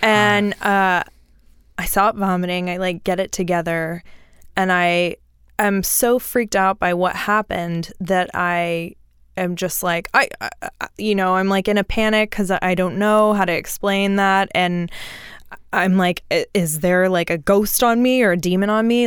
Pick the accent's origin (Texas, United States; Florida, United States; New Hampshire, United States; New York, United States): Texas, United States; Houston; I grew up in Houston. Well, like, southeast of Houston, like, swampy